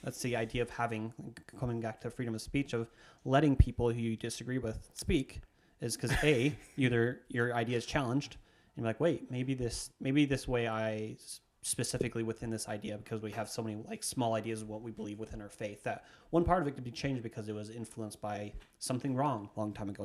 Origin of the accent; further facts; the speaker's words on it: Idaho, United States; I'm speaking this from Idaho specifically, where I grew up